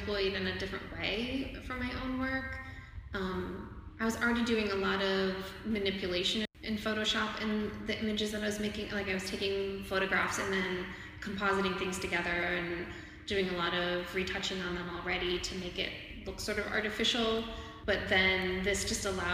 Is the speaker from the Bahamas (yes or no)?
no; Ohio, United States; also born or lived in Dallas; now in Houston, United States; I'm a Midwest girl. I grew up in Ohio.